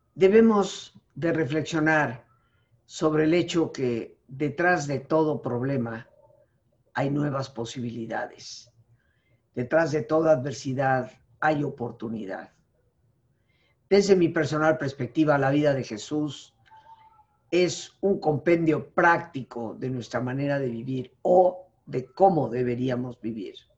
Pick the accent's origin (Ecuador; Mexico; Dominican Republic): Mexico; ninguno de nosotros como mexicanos, reconociéndonos como mexicanos